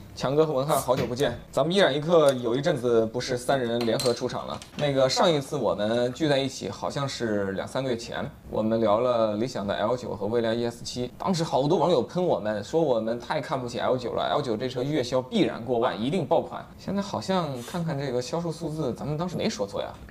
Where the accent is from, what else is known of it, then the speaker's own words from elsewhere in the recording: Hubei, China; 我在湖北石岩长大